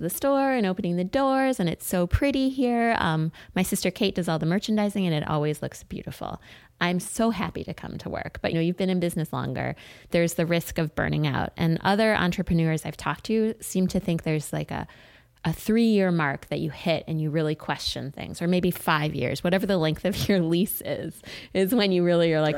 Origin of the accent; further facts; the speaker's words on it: Oak Park, Illinois, United States; We grew up in Oak Park and we opened a business together